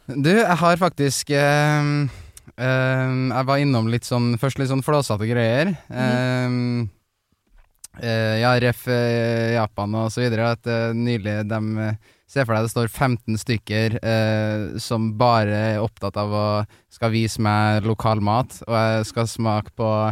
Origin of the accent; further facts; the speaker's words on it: Trondheim, Trøndelag, Norway; moved away; der jeg feirer jul, da, hjemme i Trondheim med familien